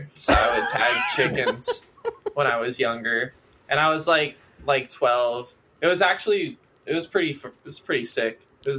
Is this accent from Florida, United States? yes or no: yes; Stuart, Florida, United States; Well, I come from a place called Stewart. Which is in Southeast Florida